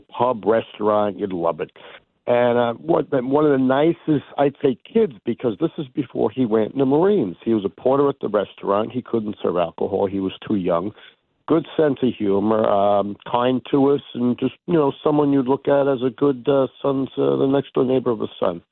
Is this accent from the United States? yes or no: yes; North Babylon, New York, United States; I'm from North Babylon proper